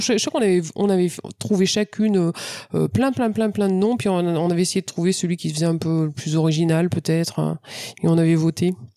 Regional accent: France; je suis française

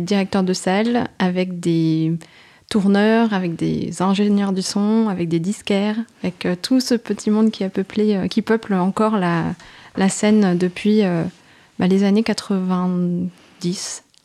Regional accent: France; chez nous, à Paris

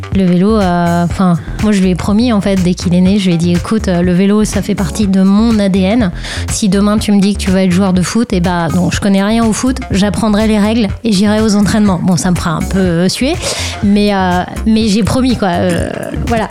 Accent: Brittany, France; j'ai grandi en Bretagne

